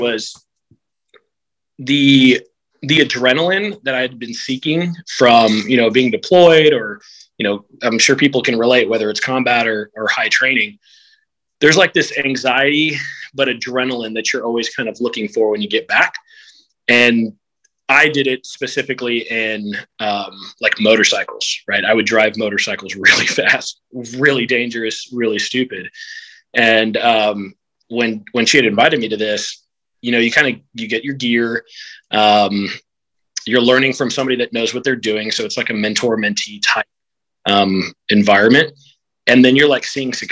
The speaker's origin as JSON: {"language": "English", "town": "Houston", "region": "Texas", "country": "United States", "tie": "born or raised there", "said": "I grew up here in Houston, Texas"}